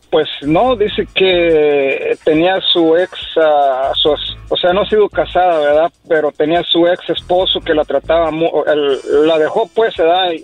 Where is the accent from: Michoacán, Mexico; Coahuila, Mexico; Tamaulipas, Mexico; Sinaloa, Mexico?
Michoacán, Mexico; Apatzingán; yo soy de Michoacán, de allá este, de Apaxingán, Michoacán